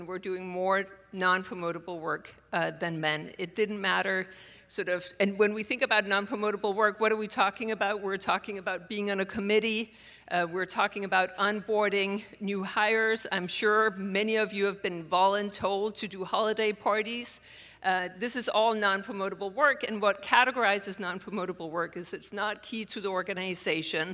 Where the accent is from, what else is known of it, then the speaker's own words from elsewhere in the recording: Denmark; moved away as an adult; now in Pittsburgh, United States; I am born and raised in Denmark and came to the U.S. Supposedly for a year, and I have now been here for 30.